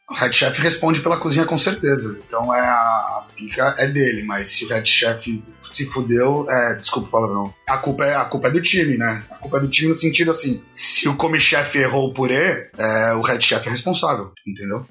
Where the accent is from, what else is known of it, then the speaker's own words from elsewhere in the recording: Brazil; moved away as an adult; also born or lived in Italy; now in Ireland; Eu saí do Brasil com 21 anos